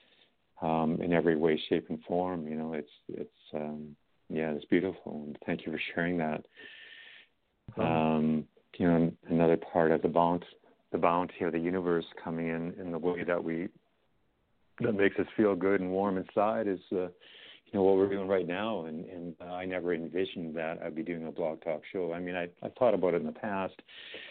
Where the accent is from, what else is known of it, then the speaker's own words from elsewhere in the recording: Canada; also born or lived in Edmonton; I'm from Canada here